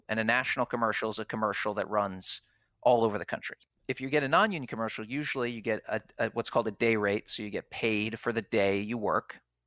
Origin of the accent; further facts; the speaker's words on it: Philadelphia, Pennsylvania, United States; moved away; I'm from Philadelphia